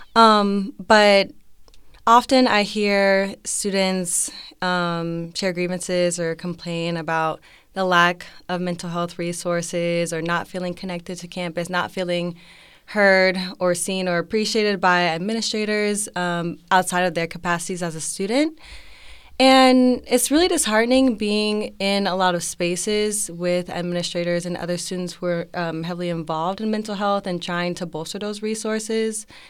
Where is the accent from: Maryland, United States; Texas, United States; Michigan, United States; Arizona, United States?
Texas, United States; Arlington; I'm a senior, um, from Arlington, Texas